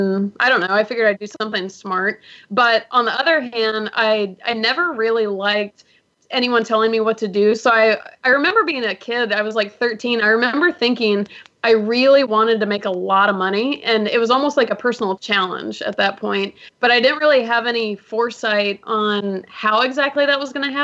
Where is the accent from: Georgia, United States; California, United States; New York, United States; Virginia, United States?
Georgia, United States; Atlanta; also born or lived in Miami, Florida; now in Los Angeles, United States; I was actually born in Miami, but I grew up primarily in Atlanta